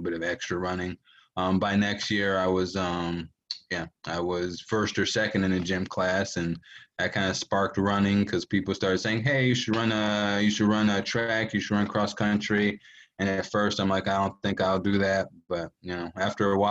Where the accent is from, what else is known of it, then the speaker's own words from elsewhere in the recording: Three Rivers, Michigan, United States; I grew up in Three Rivers, Michigan